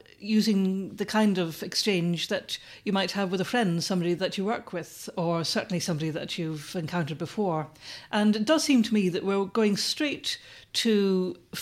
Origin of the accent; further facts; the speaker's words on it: Ireland; moved away; when I was growing up in Ireland